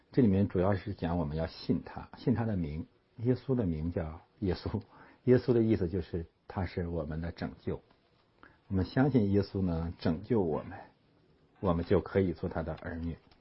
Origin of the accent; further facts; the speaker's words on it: China; moved away; 咱们中国人